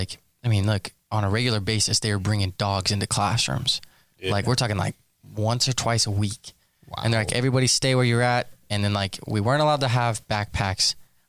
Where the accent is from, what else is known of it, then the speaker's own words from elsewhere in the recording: El Paso, Texas, United States; moved away; so I grew up in El Paso, Texas.